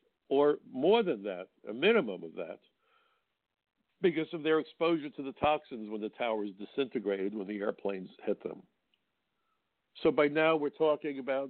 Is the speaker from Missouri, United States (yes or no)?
no; New York, United States; I'm a New Yorker